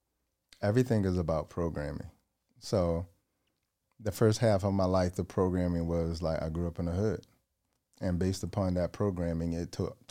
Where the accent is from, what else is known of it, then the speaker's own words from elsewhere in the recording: Georgia, United States; Georgia, yeah.